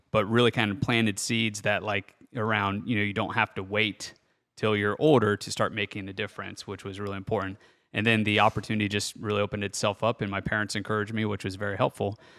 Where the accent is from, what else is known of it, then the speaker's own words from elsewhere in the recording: Bellefontaine, Ohio, United States; I'm from Belle Fountain, Ohio, which is northwest of Columbus, about forty-five minutes, pretty small community, so city population of, you know, fourteen thousand people, and actually grew up out in the country